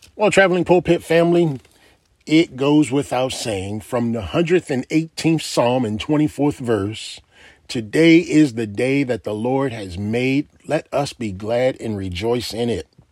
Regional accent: United States; I am an American

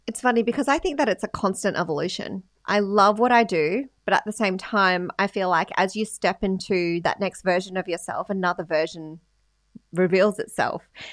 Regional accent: Sydney, New South Wales, Australia; also born or lived in Philippines; now in Gold Coast, Australia; I grew up in the western suburbs of Sydney, Australia.

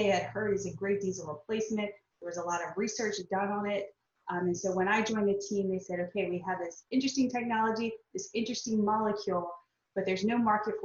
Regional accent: South Louisiana, United States; moved away as an adult; now in San Diego, United States; I grew up in South Louisiana

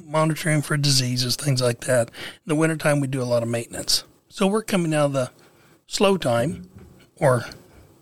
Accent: Salina, Kansas, United States; I grew up in Salina, Kansas

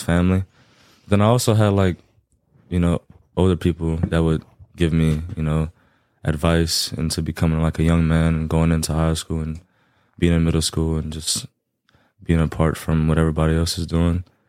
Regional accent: Lafayette, Louisiana, United States; born and raised Lafayette, Louisiana.

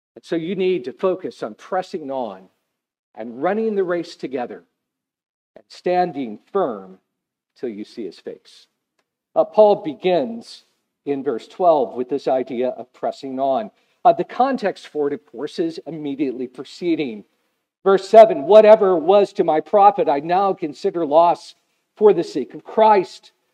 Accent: United States; I'm an American

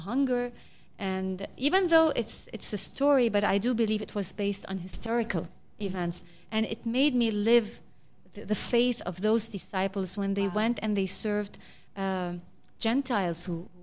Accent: Lebanon

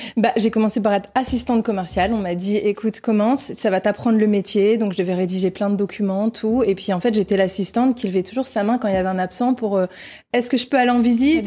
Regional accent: north of France, France; moved away as an adult; now in Réunion, France; je suis originaire du nord de la France, des parents ouvriers

